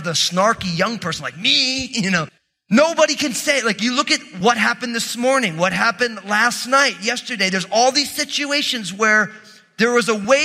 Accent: New Jersey, United States; I'm from New Jersey

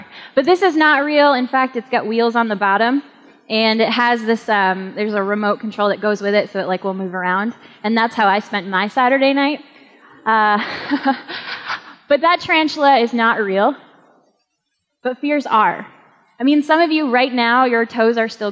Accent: New England, United States; moved away; I am also from New England

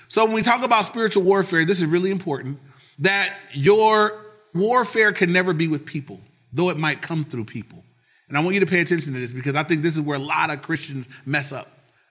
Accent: Compton, California, United States; You know, I'm from Compton. I got this, you know.

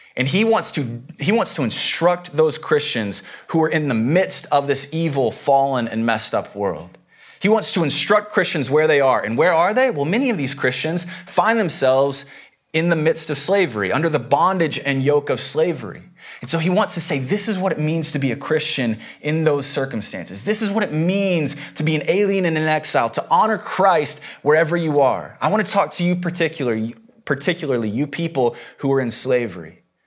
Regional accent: the South, United States; I come from the South. Uh, the Bible Belt.

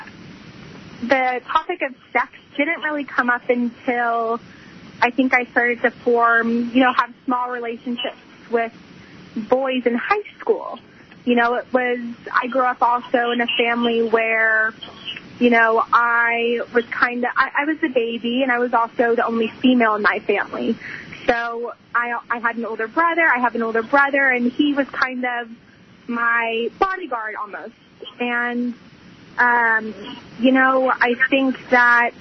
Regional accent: the Bay Area, California, United States; I am from the Bay Area, and I go to college in California as well

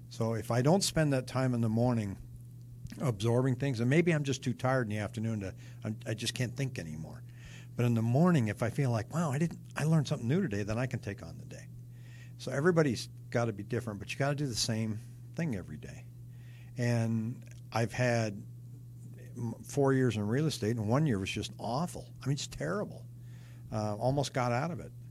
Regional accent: Seattle, Washington, United States; also born or lived in California / New York / Rochester / Denver; now in Phoenix, United States; I'm originally from Seattle. I lived in California. I lived in upstate New York, and then Rochester, New York, and then came out here somewhere in the middle of that, I lived in Denver.

